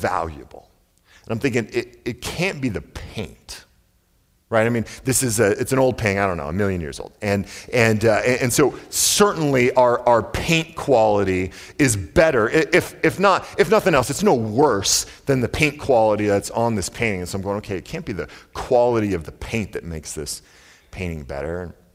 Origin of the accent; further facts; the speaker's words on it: the Northwest, Pacific Northwest, United States; I grew up in the Northwest